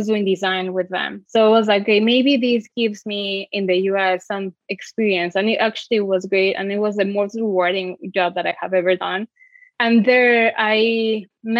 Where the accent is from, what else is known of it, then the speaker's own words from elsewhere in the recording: Mexico City, Mexico; moved away as an adult; now in United States; I'm from Mexico City and I studied industrial design in Iberoamericana University